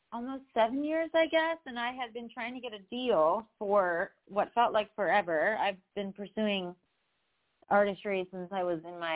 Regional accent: Baltimore, Maryland, United States; moved away as an adult; now in Nashville, United States; I grew up in Baltimore

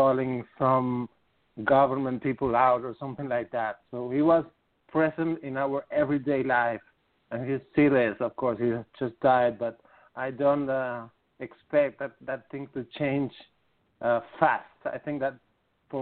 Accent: Argentina

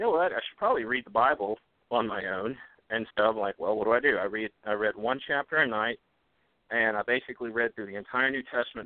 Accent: Memphis, Tennessee, United States; I grew up in Memphis, Tennessee, and by that Memphis, Tennessee, I mean inner city Memphis

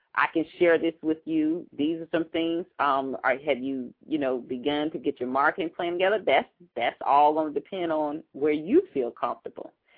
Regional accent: Atlanta, Georgia, United States; that's my hometown there.

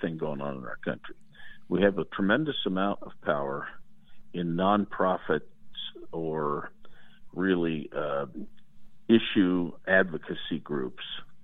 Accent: Indiana, United States; My home state of Indiana

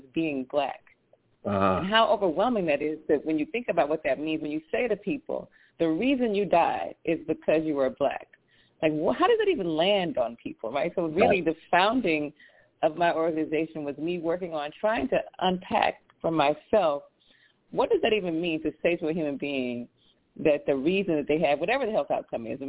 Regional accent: Louisiana, United States; I'm from Louisiana

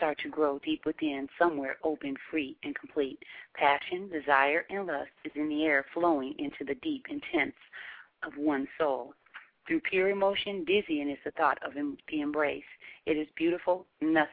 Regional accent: Seattle, Washington, United States; we're from the Pacific Northwest, from Seattle

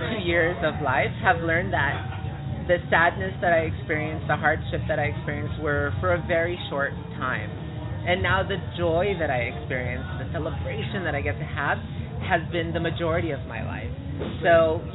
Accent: Los Angeles, California, United States; also born or lived in Mexico / Silver Lake, Los Angeles; Originally from Mexico, so I immigrated here when I was about 5 years old. So, and then moved to East Los Angeles, was raised there up until probably 19

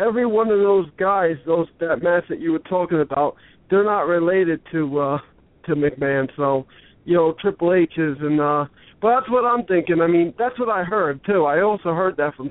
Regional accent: Connecticut, United States; in Connecticut, which would be my home state as well

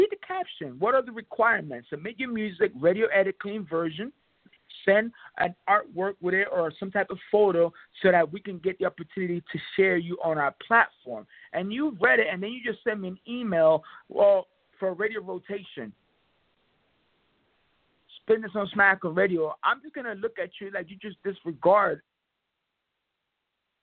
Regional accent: New York Tri-State area, United States; I'm from the Tri-State area. I represent the New York Tri-State area

